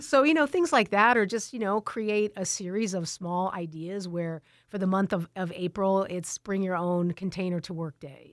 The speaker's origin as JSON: {"language": "English", "town": "Tucson", "region": "Arizona", "country": "United States", "tie": "born or raised there", "also_born_or_lived": "California", "said": "I grew up in Tucson. Um, I've lived here, uh, almost my, my whole life"}